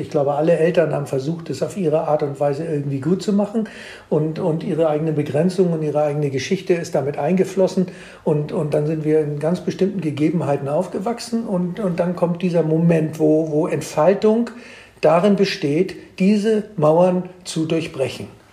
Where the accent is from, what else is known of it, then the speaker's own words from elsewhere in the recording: Germany; du sowieso ein Exot bist als Deutscher